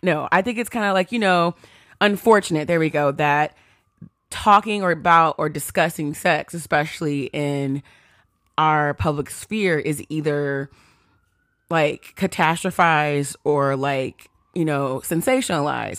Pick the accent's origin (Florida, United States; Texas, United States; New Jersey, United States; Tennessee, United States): Texas, United States; I grew up in Texas